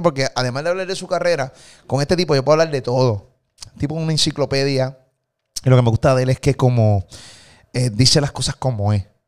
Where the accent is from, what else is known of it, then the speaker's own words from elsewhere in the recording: Puerto Rico; de Puerto Rico